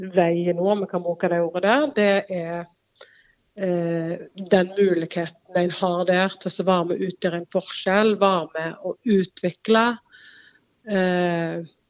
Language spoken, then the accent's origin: Norwegian; Norway; så er jeg født og oppvokst på Vea